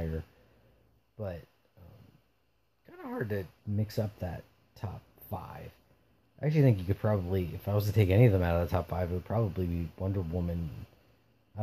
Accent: New Jersey, United States; I'm an East Coaster, Northeastern, you know, New Jersey, from New Jersey

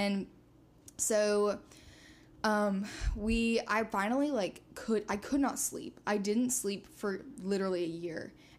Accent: Georgia, United States; also born or lived in Indiana; So I grew up in South Georgia for the most part.

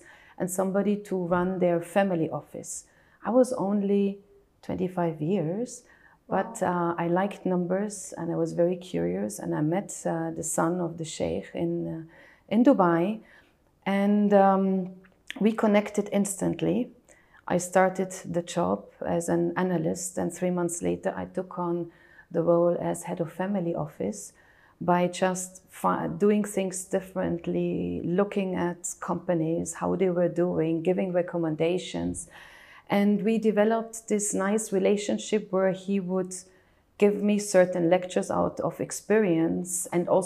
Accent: Tyrol, Austria; now in United Arab Emirates; I was born and raised in Austria, in Tyrol, in a very picturesque place in the mountains of Austria.

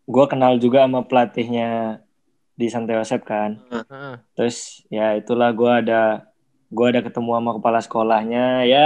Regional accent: Bali, Indonesia; Iya, lahir di Bali, tapi nggak ada Balinya.

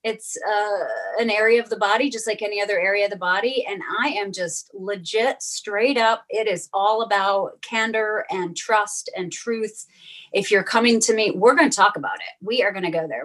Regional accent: Western New York, United States; I grew up in Western New York

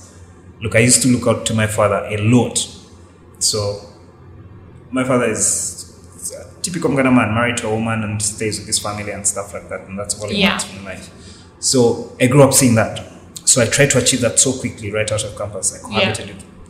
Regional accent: Uganda; growing up in Uganda just throws so many disappointments at you

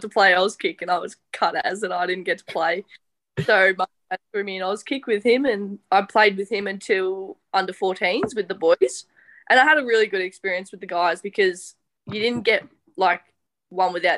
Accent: Wallington, Victoria, Australia; Wallington, but no one ever knows where that is

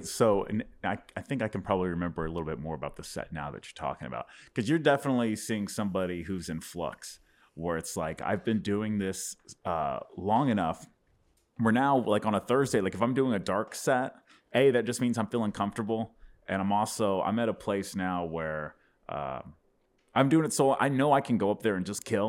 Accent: Dallas, Texas, United States; born and raised in Dallas, and I was on the road a lot the last 6 years, but yeah, born and bred here.

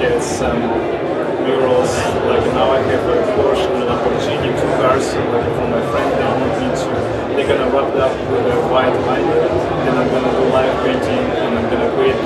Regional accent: Russia; also born or lived in Ukraine / United States; now in Miami, United States; I was born in Russia, but my parents are Ukrainian, so like I'm half Russian, half Ukrainian

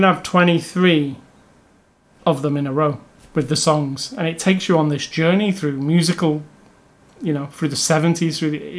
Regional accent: United Kingdom; I know them all from being British

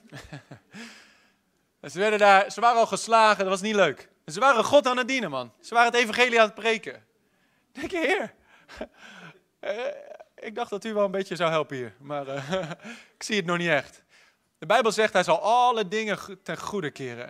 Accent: Netherlands; wij als Hollanders

